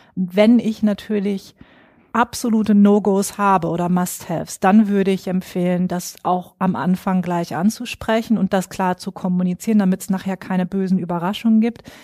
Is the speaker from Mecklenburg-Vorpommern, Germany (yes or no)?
yes; Schwerin, Mecklenburg-Vorpommern, Germany; moved away as an adult; now in Frankfurt, Germany; bin aber eigentlich ein Nordlicht, geboren und aufgewachsen in Schwerin